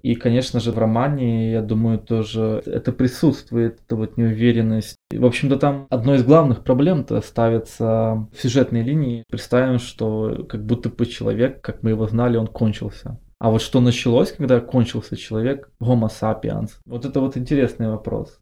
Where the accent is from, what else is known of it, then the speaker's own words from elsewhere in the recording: Odesa, Odesa Oblast, Ukraine; я как одесситка могу сказать